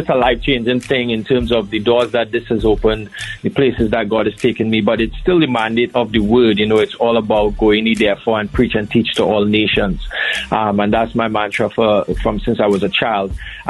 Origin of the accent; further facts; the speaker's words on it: Trinidad & Tobago; now in Bahamas; So firstly, I'm from Trinidad and Tobago. I live in the beautiful Bahamas, land of sapodilla, sun seas, and the place where everybody vacations.